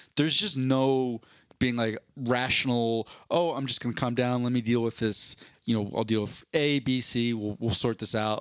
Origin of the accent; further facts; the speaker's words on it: Philadelphia, Pennsylvania, United States; now in Denver, United States; I grew up in Philadelphia